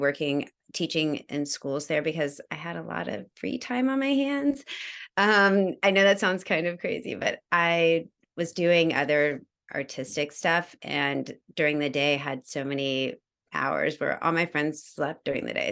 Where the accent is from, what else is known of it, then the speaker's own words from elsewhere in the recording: Georgia, United States; moved away; also born or lived in New York; I am originally from New York. I grew up in Georgia, though